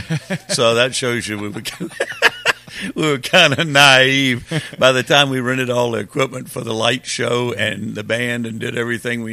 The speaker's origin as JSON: {"language": "English", "town": "Richmond", "region": "Virginia", "country": "United States", "tie": "born or raised there", "said": "I was born and raised in Richmond"}